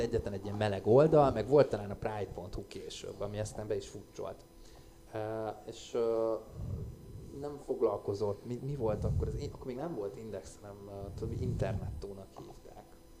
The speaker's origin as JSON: {"language": "Hungarian", "region": "Budapest", "country": "Hungary", "said": "én budai vagyok"}